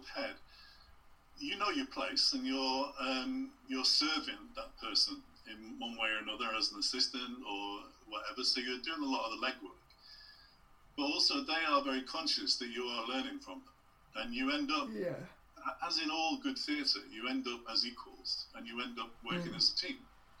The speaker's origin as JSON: {"language": "English", "region": "England", "country": "United Kingdom", "accent": "English", "said": "we both had English accents."}